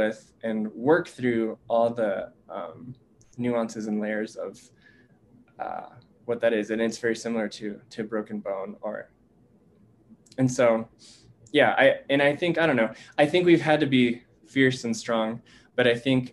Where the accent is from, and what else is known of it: United States